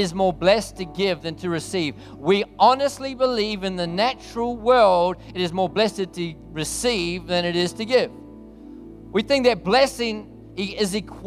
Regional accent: New Zealand; now in Australia; I'm actually a Kiwi originally

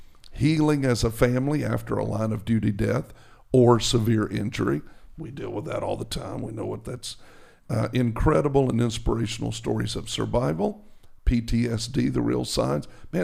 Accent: New Jersey, United States; I'm from New Jersey, man.

